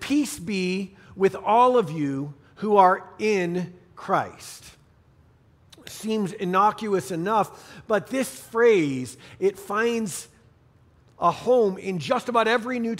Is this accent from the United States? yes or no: yes; Northeast, United States; now in Colorado, United States; growing up in the Northeast on skis since I can remember